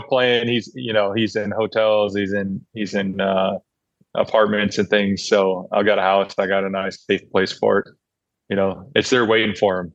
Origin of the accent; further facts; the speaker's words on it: Oakland, California, United States; I grew up in Oakland